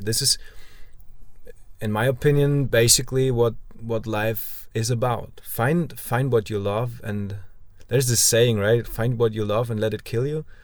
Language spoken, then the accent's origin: English; Germany